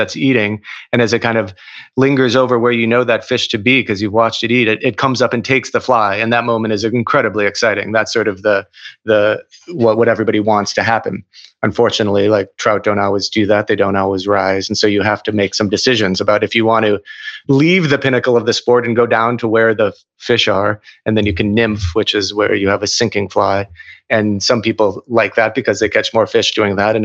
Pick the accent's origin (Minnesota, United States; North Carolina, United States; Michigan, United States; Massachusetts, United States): Minnesota, United States; Minneapolis; I grew up in Minneapolis